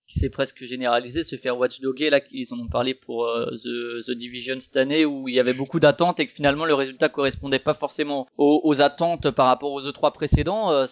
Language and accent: French; Paris, Île-de-France, France; Moi, je suis parisien.